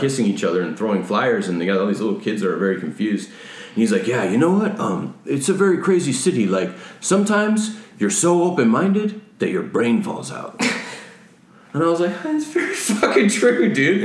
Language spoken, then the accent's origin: English; Rockford, Illinois, United States; now in California, United States; I'm from the Chicago area